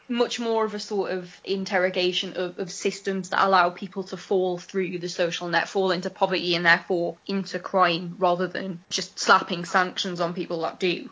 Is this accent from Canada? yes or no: no; Newcastle upon Tyne, North East England, United Kingdom; growing up in Newcastle